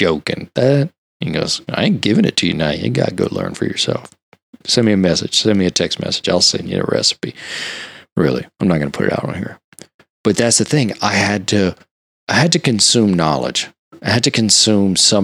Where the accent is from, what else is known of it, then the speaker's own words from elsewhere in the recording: Louisiana, United States; I'm from Louisiana.